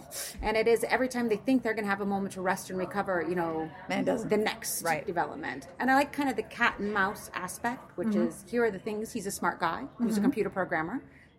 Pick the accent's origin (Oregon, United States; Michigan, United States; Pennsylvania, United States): Oregon, United States; So I grew up in Oregon.